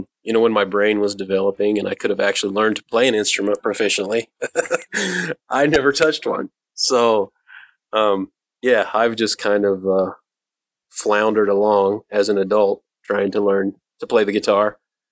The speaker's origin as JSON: {"language": "English", "region": "Indiana", "country": "United States", "tie": "born or raised there", "moved": "yes", "said": "I grew up in Indiana"}